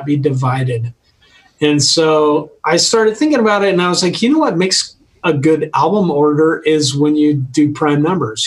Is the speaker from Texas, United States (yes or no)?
no; Colorado, United States; You say guys because we're from Colorado and you can always refer to all people as guys.